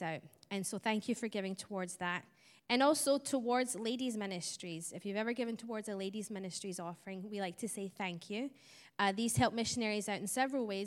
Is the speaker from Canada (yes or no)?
no; Scotland, United Kingdom; I don't have an Arkansas accent. I was born in Scotland, so that's where my twang is from.